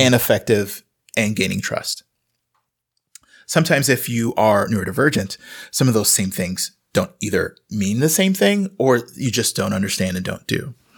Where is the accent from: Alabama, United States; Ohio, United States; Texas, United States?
Texas, United States; Houston; moved away as an adult; also born or lived in Austin, Texas; now in Wisconsin, United States; I grew up in Houston, and I went to college in Austin